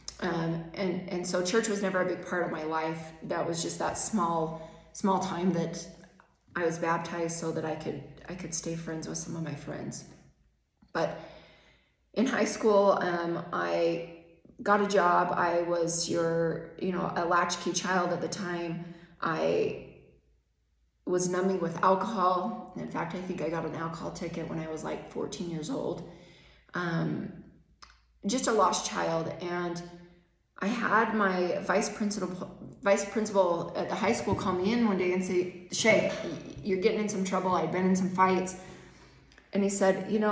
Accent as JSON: {"language": "English", "town": "Spanish Fork", "region": "Utah", "country": "United States", "tie": "born or raised there", "said": "I was raised in Spanish Fork with my mom and stepdad"}